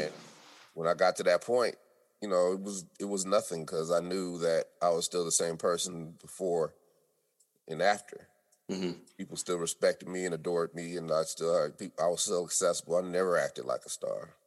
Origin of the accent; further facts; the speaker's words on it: Denver, Colorado, United States; also born or lived in California; now in Atlanta, United States; We're from Denver, and then I moved to California